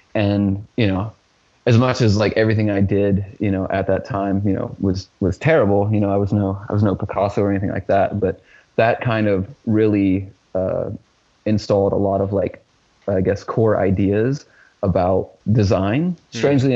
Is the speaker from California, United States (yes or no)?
no; Richmond, Indiana, United States; in my hometown, uh, which is Richmond, Indiana